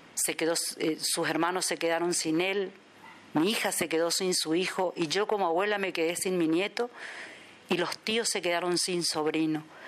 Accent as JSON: {"language": "Spanish", "town": "Posadas", "region": "Misiones", "country": "Argentina", "said": "soy de Posadas Misiones, República Argentina"}